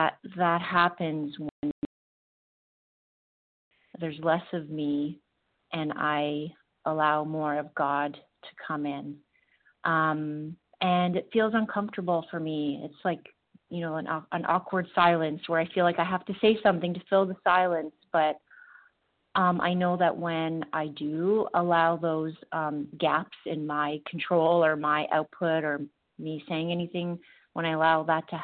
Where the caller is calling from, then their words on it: Ontario, Canada; I'm calling from Ontario, Ontario, Canada.